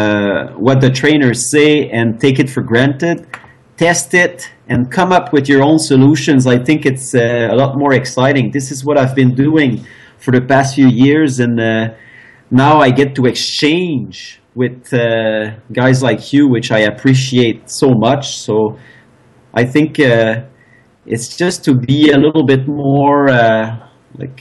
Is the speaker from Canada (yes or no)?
yes; Eastern Canada, Canada; I'm from Eastern Canada